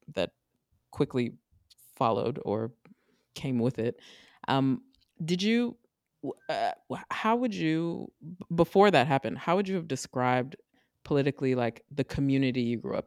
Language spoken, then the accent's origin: English; Maryland, United States; I'm from Maryland